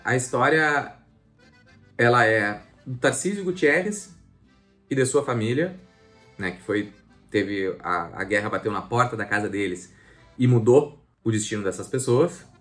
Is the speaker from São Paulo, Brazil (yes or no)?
no; Bagé, Rio Grande do Sul, Brazil; Eu sou natural da cidade de Bagé